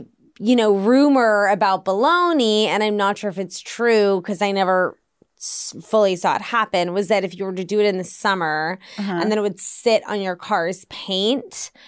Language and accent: English; Washington, District of Columbia, United States; where I grew up in Georgetown, it does get pretty rowdy on Halloween.